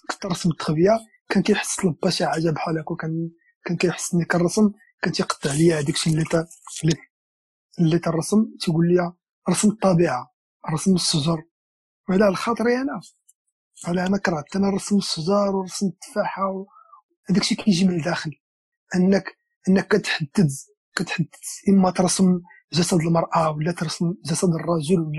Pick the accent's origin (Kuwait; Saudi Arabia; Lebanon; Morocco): Morocco; Marrakesh, Marrakesh-Safi; فاش كنت انا صغير كنت انا ولد مراكش ولد ولد المدينه القديمه قريت في واحد بريمير ابتدائيه سميتها ميمونه ام المؤمنين